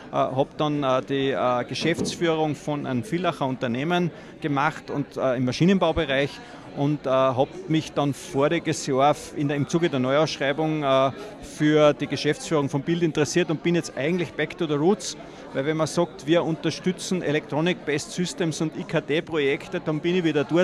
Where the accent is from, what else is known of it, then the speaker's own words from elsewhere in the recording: Salzburg, Austria; born there; sind also richtig in Salzburg geboren, in Salzburg in d